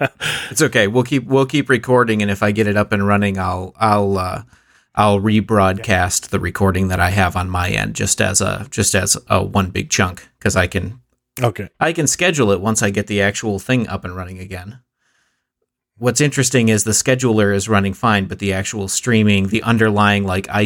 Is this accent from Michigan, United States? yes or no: yes; Michigan, United States; I am from Michigan, which, you know, larger the United States, and then Michigan, which is the one that's shaped like a hand and has all the lakes around it.